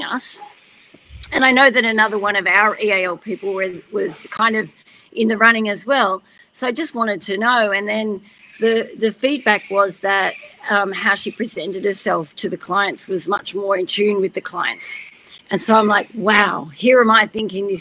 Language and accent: English; Australia; I'm Aussie through and through